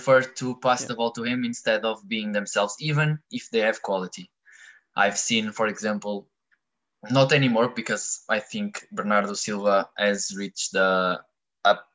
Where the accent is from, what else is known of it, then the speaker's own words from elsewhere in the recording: Porto, Norte, Portugal; moved away as an adult; now in Denmark; So I'm from Portugal, from a city named Porto